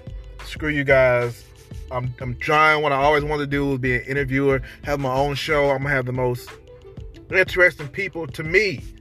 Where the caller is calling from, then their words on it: Denton, Texas, United States; from Denton, Texas. I'm calling from Denton, Texas.